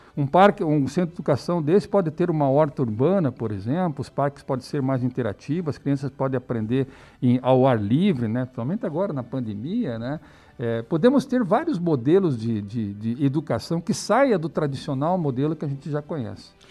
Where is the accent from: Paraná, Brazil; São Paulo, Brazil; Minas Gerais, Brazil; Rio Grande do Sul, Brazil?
Paraná, Brazil; Curitiba; moved away; also born or lived in Europe; eu sou curitibano, né, vivo aqui há muitos anos, apesar de ter morado 10 anos fora do Brasil, na Europa